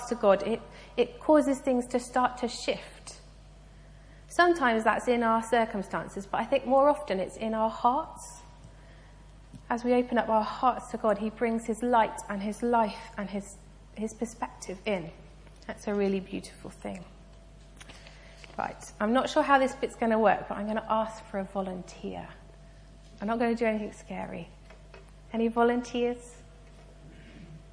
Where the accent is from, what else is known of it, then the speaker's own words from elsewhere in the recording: United Kingdom; I'm British and polite